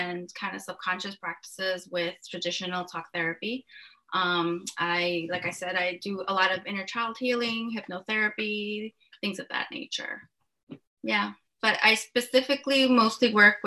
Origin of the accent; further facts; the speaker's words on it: New York City, New York, United States; moved away as an adult; now in New Jersey, United States; I actually grew up in New York City in Uptown Manhattan